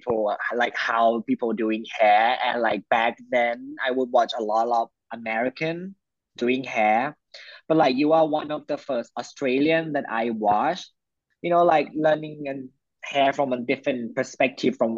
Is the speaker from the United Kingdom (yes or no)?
no; Cha-am, Phetchaburi, Thailand; English is a second language; Even though I'm in Thailand, English is not my first language